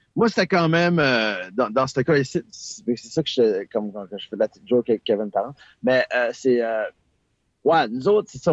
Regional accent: Acadia, Canada; chez nous en Acadie.

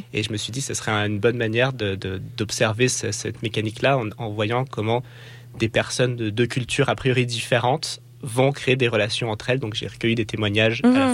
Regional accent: France; moved away as an adult; now in Quebec, Canada; dans ma vie en tant que Français qui venait au Québec

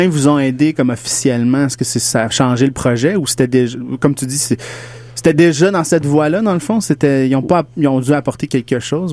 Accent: West Island, Quebec, Canada; je viens du West Island

